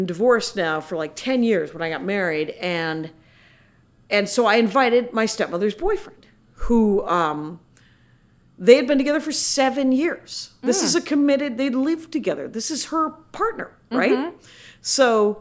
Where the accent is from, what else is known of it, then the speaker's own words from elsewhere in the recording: Milwaukee, Wisconsin, United States; moved away as an adult; also born or lived in Minneapolis; now in Los Angeles, United States; We're from Milwaukee